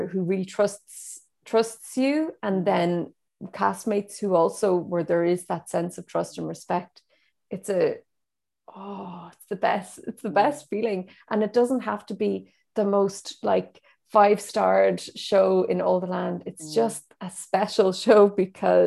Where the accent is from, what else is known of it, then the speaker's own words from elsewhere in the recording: Donegal, Ulster, Ireland; I grew up in Donegal, where there were no theatres